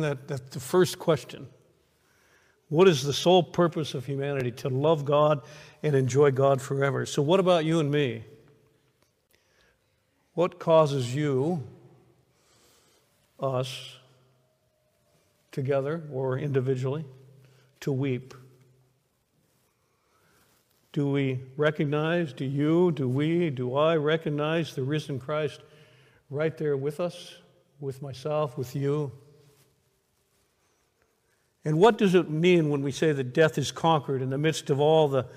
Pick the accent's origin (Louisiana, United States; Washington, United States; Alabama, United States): Washington, United States; now in Elizabethtown, United States; Washington State, which is my home state